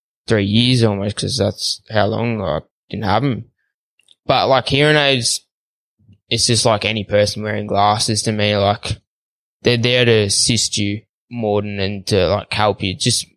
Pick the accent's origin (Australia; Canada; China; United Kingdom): Australia; Victoria; So when I grew up, we grew up on 75 acres. We had probably a handful of cattle, just some Angus, you know, just your plain land Angus.